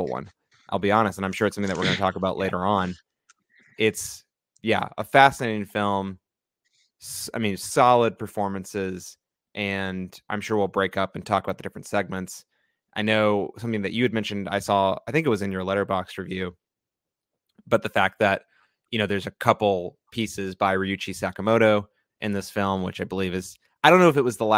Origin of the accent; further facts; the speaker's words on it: United States; we as American viewers